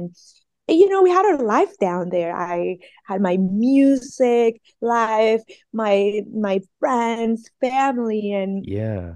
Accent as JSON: {"language": "English", "country": "Colombia", "tie": "born or raised there", "also_born_or_lived": "Montería, Colombia / Barranquilla, Colombia / Santa Marta, Colombia / Cartagena, Colombia", "moved": "yes", "lives_now": "California, United States", "said": "I'm a immigrant from Colombia"}